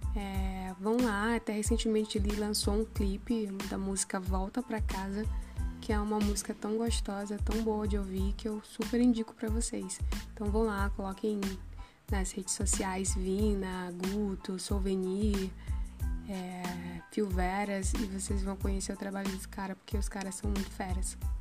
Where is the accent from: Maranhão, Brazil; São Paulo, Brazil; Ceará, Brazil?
Maranhão, Brazil; also born or lived in São José de Ribamar; sou maranhense